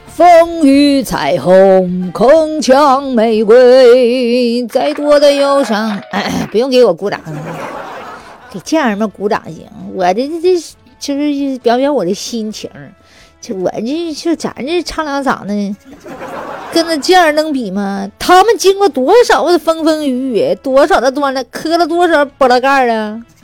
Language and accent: Chinese; Northeast China, China; 我也是东北的，我正宗东北的嘎达啊